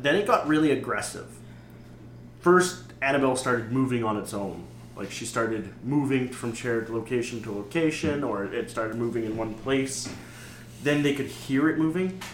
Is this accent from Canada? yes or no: yes; Canada; We're Canadian.